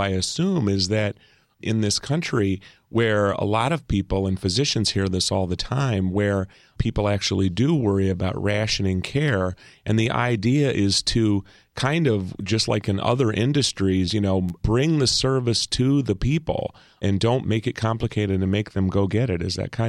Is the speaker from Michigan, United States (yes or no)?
no; Iowa, United States; now in Chicago, United States; I won't call it a small town, being I'm from Iowa, even though I live in the big city of Chicago.